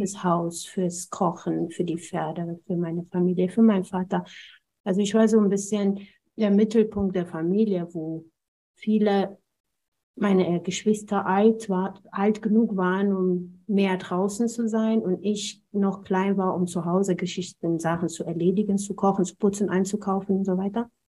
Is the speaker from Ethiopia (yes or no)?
yes; Ethiopia; German is a second language; moved away as an adult; also born or lived in Braunschweig, Germany; now in Germany; meiner Kindheit in Äthiopien